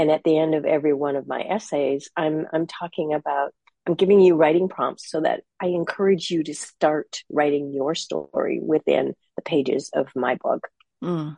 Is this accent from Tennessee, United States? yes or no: no; Minnesota, United States; now in Half Moon Bay, United States; I'm in Half Moon Bay, California now. I'm originally from Minnesota.